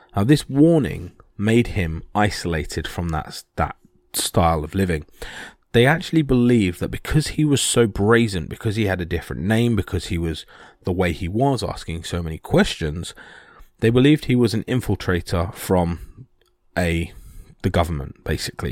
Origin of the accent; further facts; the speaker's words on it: United Kingdom; this is being British